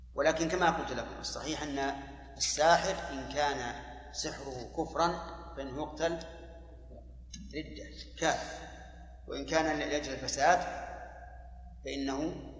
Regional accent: Saudi Arabia; عندنا في السعودية

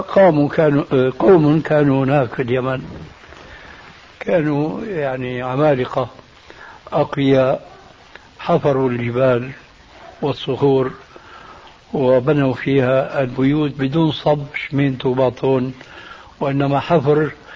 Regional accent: Syria; عندنا في الشام

